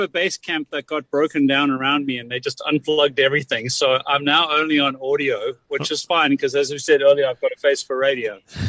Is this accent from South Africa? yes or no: yes; South Africa; as a young man growing up in South Africa, and now an older chap.